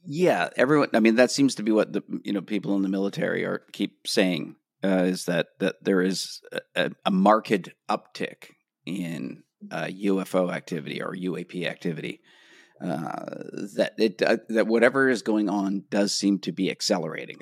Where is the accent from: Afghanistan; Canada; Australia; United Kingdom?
Canada; moved away as an adult; now in Los Angeles, United States; as a Canadian